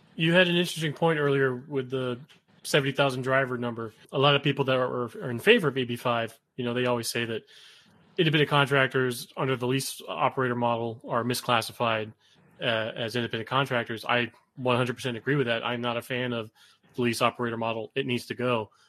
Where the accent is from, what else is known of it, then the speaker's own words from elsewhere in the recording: South Florida, United States; I was raised down in South Florida.